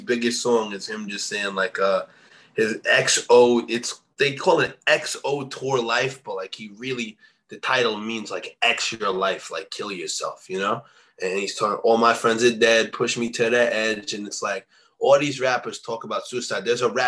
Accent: East Coast, United States; I'm from the East Coast

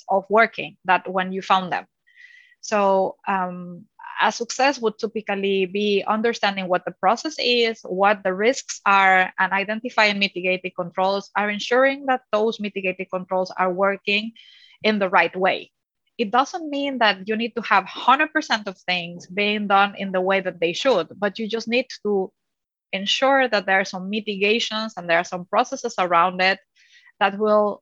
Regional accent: Mexico; moved away as an adult; now in Netherlands; born and raised in Mexico, I'm an only child.

